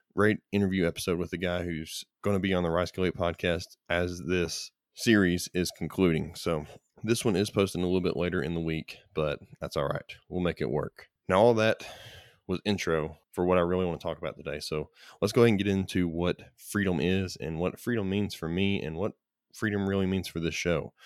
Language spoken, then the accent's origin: English; United States; as an American, I am grateful the opportunity to live in America